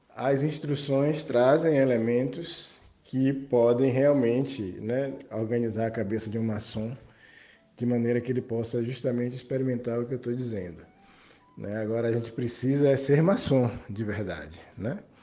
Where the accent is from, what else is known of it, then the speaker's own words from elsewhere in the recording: Salvador, Bahia, Brazil; sou de Salvador, Bahia